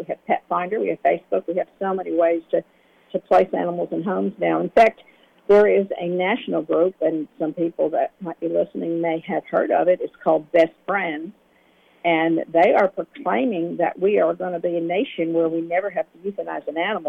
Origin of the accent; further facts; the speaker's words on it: New Jersey, United States; moved away; Because I was from New Jersey, and we already had our spay-neuter programs going up there